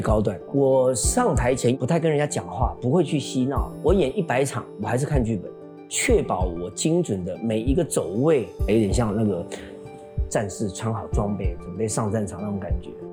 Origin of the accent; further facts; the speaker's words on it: Tainan, Taiwan; moved away; 上完课再坐火车回来，坐公车回来， 然后半夜坐最后一班火车回台南